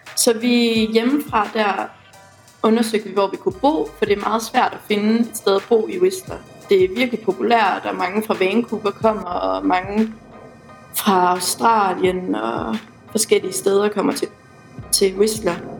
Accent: West Jutland, Central Denmark Region, Denmark; now in Aarhus, Denmark

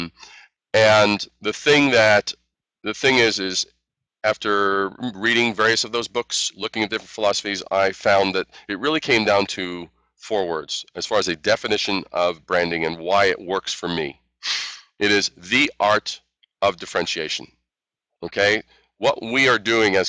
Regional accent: New York City, New York, United States; also born or lived in Brooklyn / Queens / Long Island / Manhattan; So I'm a native New Yorker

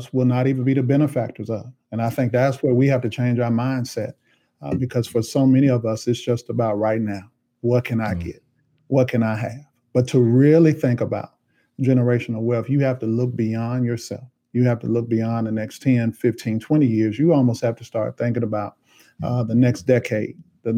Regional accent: Nashville, Tennessee, United States; Born and raised in Nashville

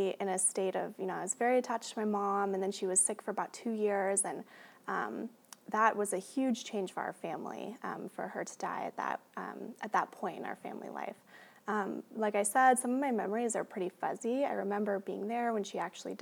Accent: Portland, Oregon, United States; I grew up here in Portland

